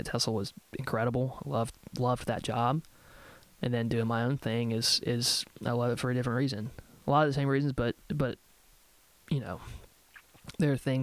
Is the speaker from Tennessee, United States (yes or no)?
yes; Nashville, Tennessee, United States; growing up in Nashville